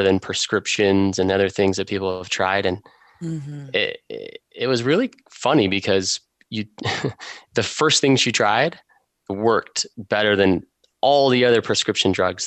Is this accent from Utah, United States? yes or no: yes; Utah, United States; I grew up in Utah